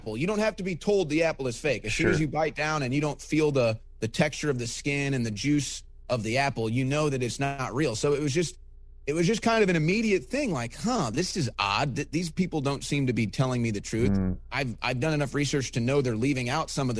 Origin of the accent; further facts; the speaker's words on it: St. Louis, Missouri, United States; my hometown of St. Louis